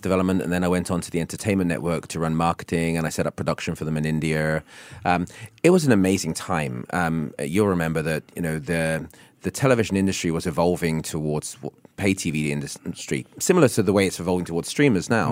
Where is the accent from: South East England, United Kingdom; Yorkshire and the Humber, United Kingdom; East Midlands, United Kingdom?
South East England, United Kingdom; Isle of Wight; also born or lived in Hong Kong; now in Singapore; growing up in the Alawai